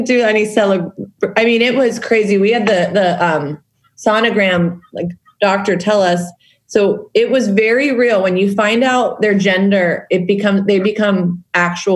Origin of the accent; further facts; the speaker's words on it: Pittsburgh, Pennsylvania, United States; we grew up very much on Mr. Rogers, being Pittsburgh